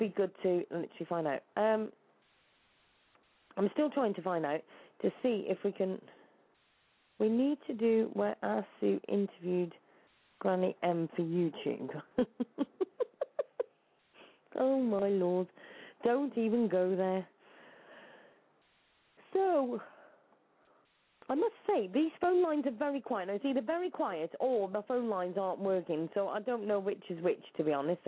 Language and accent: English; Shropshire, West Midlands, United Kingdom; I'm from Shropshire in the UK.